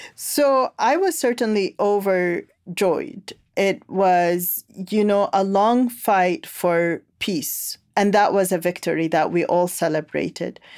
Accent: Khartoum, Sudan; now in Charlottesville, United States; I come from Khartoum, the capital city of Sudan

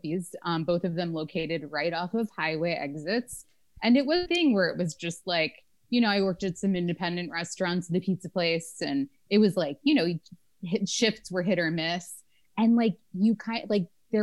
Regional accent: Florida, United States; I grew up in Florida.

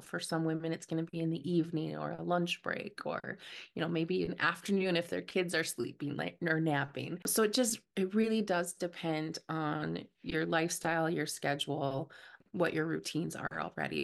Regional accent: Minnesota, United States; I'm from Minnesota

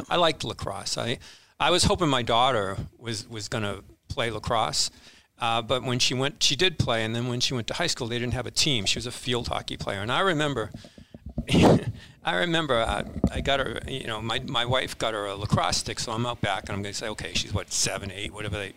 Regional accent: Needham, Massachusetts, United States; also born or lived in Charlestown, Massachusetts; I grew up in Needham, Mass, and then lived in Charlestown when I was in school

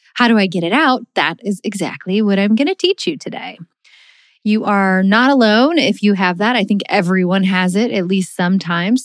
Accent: Missouri, United States; we're from Missouri

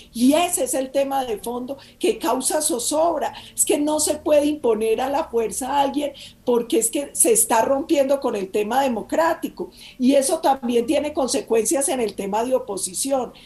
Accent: Colombia; somos todos los colombianos

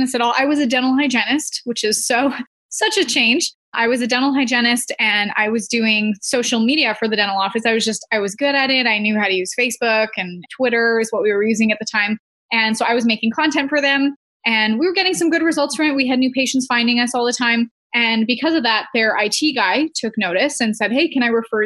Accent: Canada; I'm from Canada

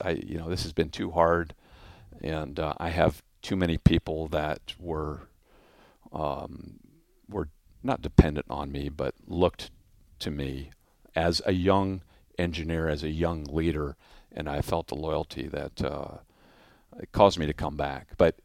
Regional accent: Orange County, California, United States; So, favorite would be my hometown airport of Orange County.

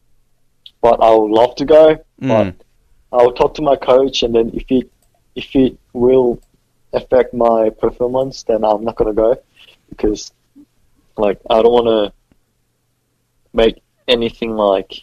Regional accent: South Korea; now in Australia; we're from Korea, so we've got connections in Korea

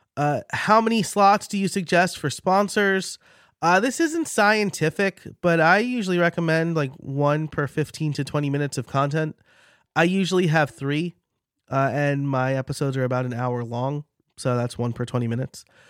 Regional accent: New York, United States; accent: New York; my New York accent

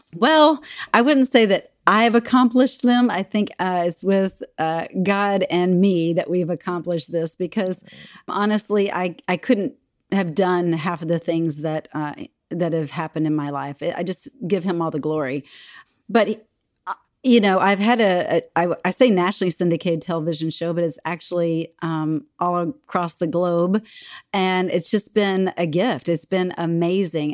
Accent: Texas, United States; moved away as an adult; now in Minnesota, United States; I grew up in Texas. I'm a Texas girl at heart, uh, but I've been in Minnesota for twenty-four, almost twenty-five years

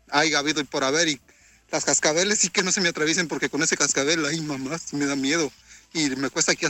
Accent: Mexico; now in United States; Y pues, me vine de México

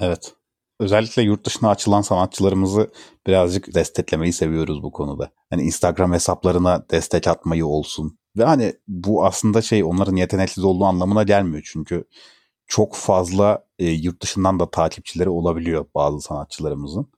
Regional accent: Turkey; kendim de mesela bir Türk olarak

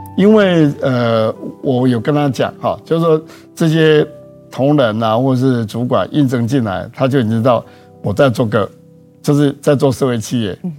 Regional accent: Taichung, Taiwan; 我出生在台中啦，嗯。然后我从小学念到研究所，全部都在台中

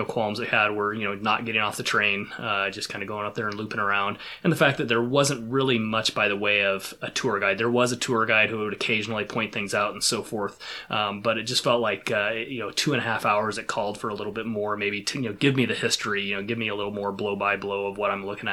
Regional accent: Pacific Northwest, United States; growing up in the Pacific Northwest the way that I have

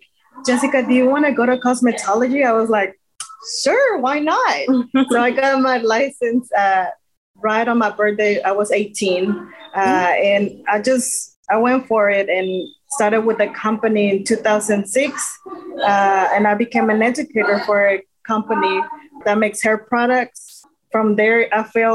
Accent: Monterrey, Nuevo León, Mexico; first language Spanish; English is a second language; moved away as an adult; now in Texas, United States; So I'm from Monterrey, Mexico.

